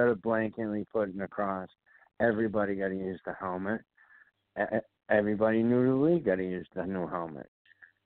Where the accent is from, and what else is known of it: Boston, Massachusetts, United States; accent: Boston